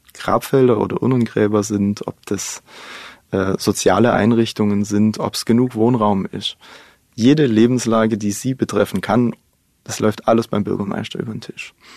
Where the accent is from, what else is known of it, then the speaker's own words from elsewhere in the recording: Baden-Württemberg, Germany; in meiner Heimatgemeinde. In dem Landkreis, wo wir sind, der ist wirtschaftlich nicht ganz so stark. Aber wir haben nebendran den Landkreis Heilbronn